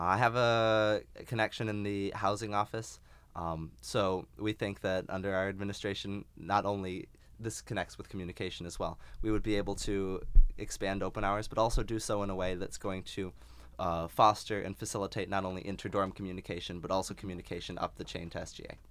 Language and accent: English; Phoenix, Arizona, United States; moved away; I'm from Phoenix, Arizona